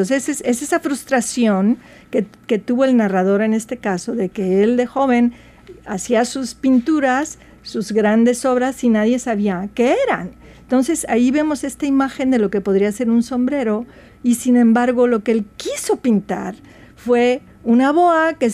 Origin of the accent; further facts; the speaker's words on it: Veracruz, Mexico; yo soy jarocha de Veracruz, México, y nosotros teníamos muy poco acceso a los libros.